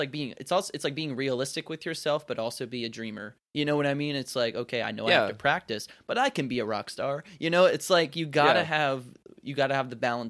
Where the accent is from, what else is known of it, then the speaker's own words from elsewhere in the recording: North Carolina, United States; It's like, I was born and raised in North Carolina, and I like to think that most of the time my accent's pretty neutral.